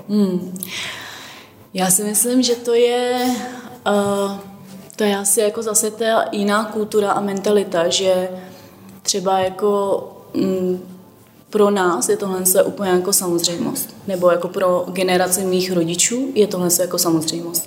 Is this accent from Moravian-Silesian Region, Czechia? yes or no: no; Turnov, Liberec Region, Czechia; now in Prague, Czech Republic; já, já pocházím z Turnova, nebo mm-hmm. tam jsem vyrůstala